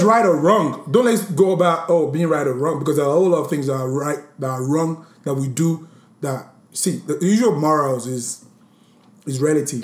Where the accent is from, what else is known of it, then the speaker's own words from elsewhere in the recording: Nigeria; a Nigerian Born, bred. I'm so Nigerian.